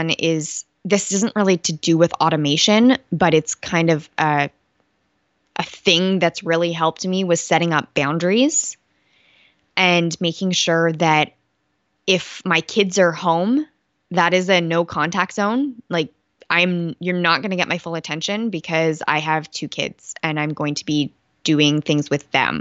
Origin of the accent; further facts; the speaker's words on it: Canada; I'm Canadian.